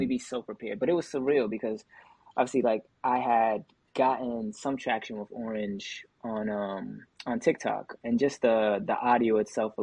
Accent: Angola; now in Massachusetts, United States; I was born in Angola. I'm currently living in Massachusetts. I've been here for a majority of my life now, more than I was in Angola

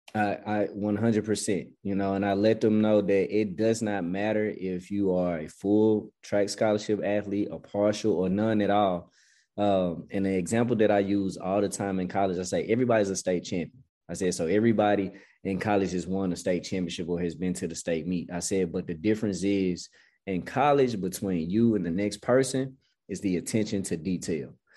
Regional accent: Memphis, Tennessee, United States; now in Atlanta, United States; I'm born and raised in Memphis

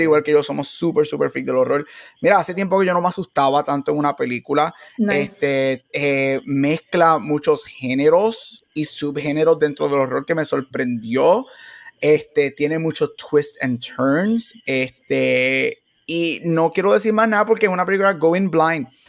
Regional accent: Puerto Rico; como buen boricua

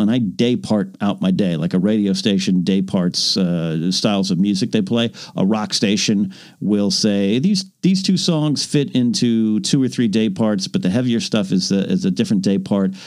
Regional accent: San Luis Obispo County, California, United States; my hometown just kind of went on the same kind of partial kind of not lockdown, but clamp down is I think the correct way to say it. San Luis Obispo County

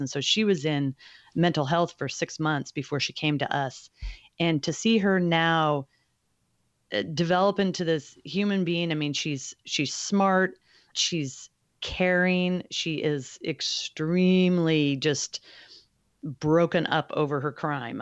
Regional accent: Alaska, United States; I grew up on the West Coast, in Alaska specifically.

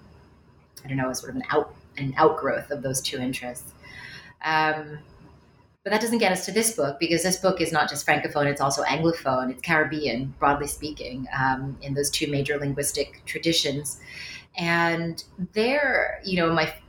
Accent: Westchester County, New York, United States; also born or lived in Cambridge, Massachusetts; I grew up in Westchester County

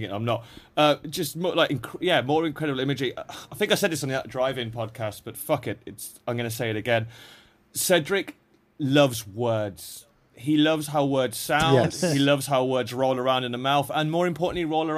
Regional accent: England, United Kingdom; I'm an English guy

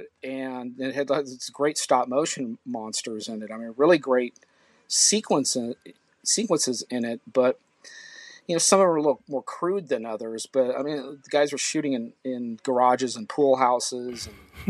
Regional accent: La Crescenta, California, United States; also born or lived in Glendale, California; I was born in Glendale, which is just north of Hollywood, or just sort of northeast or whatever of Hollywood, in, you know, Los Angeles suburb, basically. And then my early life, I was living in a town north of that called La Crescenta. And that's sort of where I grew up

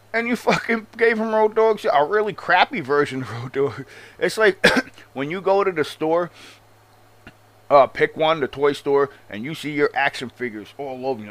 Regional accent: Long Island, New York, United States; I'm from Long Island, and obviously I have a strong accent

